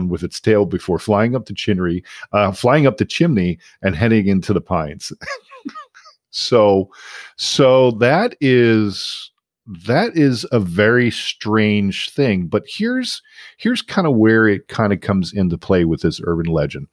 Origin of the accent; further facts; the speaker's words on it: Philadelphia, Pennsylvania, United States; I grew up in Philadelphia, the city of brotherly love